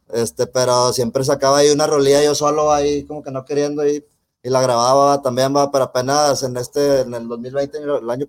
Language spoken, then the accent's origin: Spanish; Monterrey, Nuevo León, Mexico; Yo soy de aquí de Monterrey